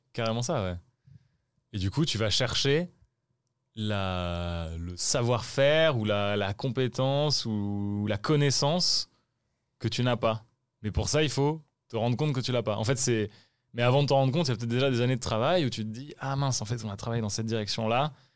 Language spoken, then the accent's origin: French; France; en tant que Français